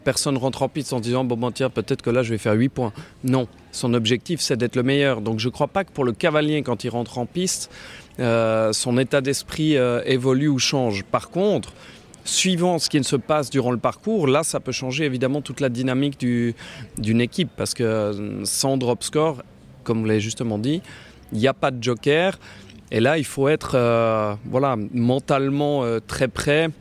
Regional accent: Switzerland; en tant que Suisse

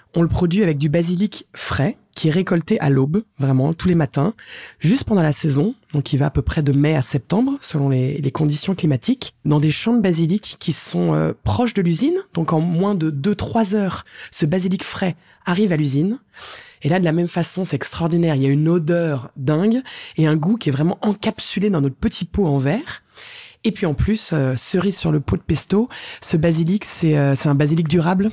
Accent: France; je suis française

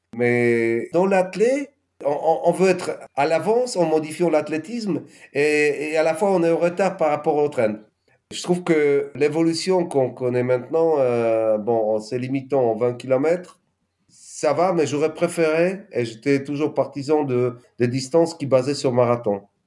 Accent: Poland; French is a second language; moved away as an adult; also born or lived in Nord, France; Je suis polonais et nordiste

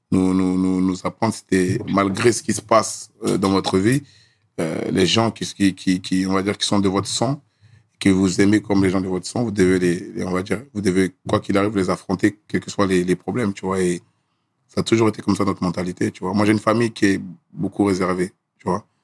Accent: Gagnoa, Gôh-Djiboua, Côte d’Ivoire; born there; moi je suis né à Gagnoa. Je suis né à Gagnoa et.

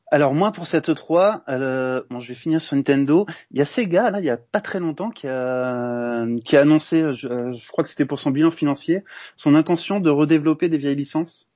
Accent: Montpellier, Occitania, France; je suis Montpelliérain

